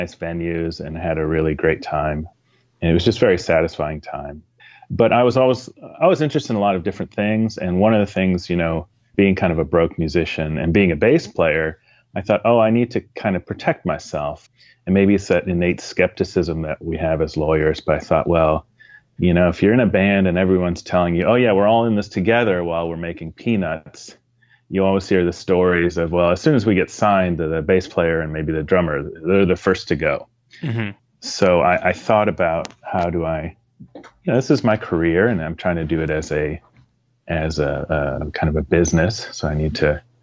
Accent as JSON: {"language": "English", "town": "Ann Arbor", "region": "Michigan", "country": "United States", "tie": "born or raised there", "said": "I grew up in Ann Arbor, Michigan"}